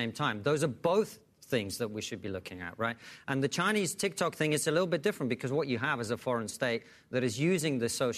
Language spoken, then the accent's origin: English; Russia; moved away; I'm from Russia